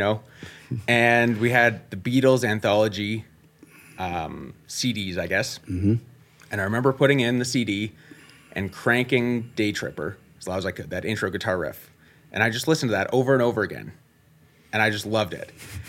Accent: Innisfail, Alberta, Canada; Grew up in Innisfail, Alberta. Little town, about 7,000 people. Was born about 20 minutes west of town. We had an acreage out there. When I was 4, we moved into town as I was starting kindergarten

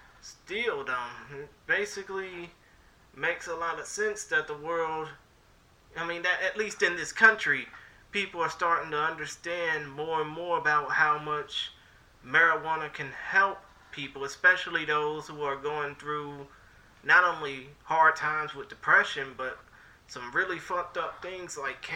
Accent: Texas, United States; in my home state, obviously, Texas

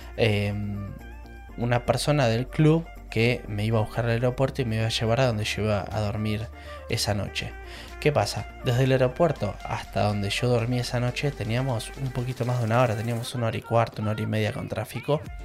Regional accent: Argentina; moved away as an adult; now in England, United Kingdom; soy argentino y vivo en Inglaterra

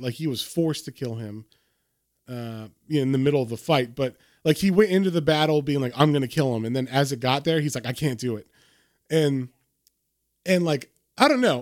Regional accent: United States; as an American

